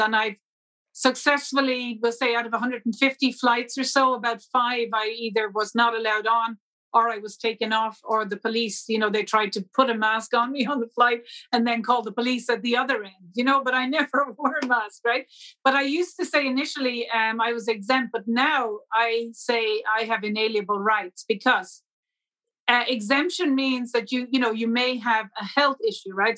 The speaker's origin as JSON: {"language": "English", "country": "Ireland", "said": "I, as an Irish national"}